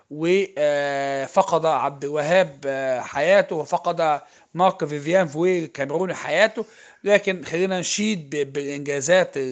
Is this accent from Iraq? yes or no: no; Egypt; عندنا في مصر هنا